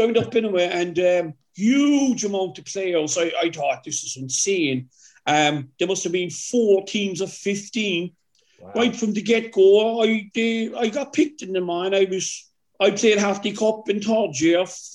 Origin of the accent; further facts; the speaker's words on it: Cork, Munster, Ireland; also born or lived in Kent; It was a wonderful experience growing up in Rathpeacon